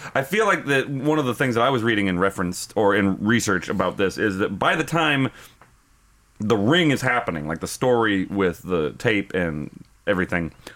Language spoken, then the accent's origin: English; United States; as an American